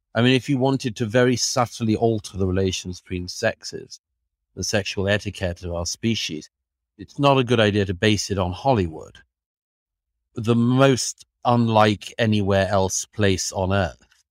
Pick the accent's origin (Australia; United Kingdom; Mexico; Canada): Australia; moved away as an adult; now in New York, United States; Australia, my own country, Perth